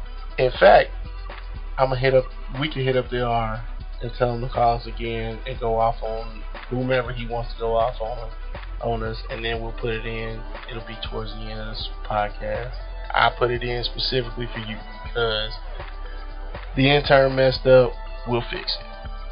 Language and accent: English; Kansas City, Missouri, United States; I became a fan because I grew up in Kansas City, and I'm loyal to my city. The city that I love.